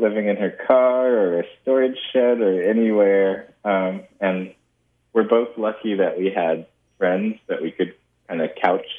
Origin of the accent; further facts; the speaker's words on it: California, United States; I grew up in California, been here all my life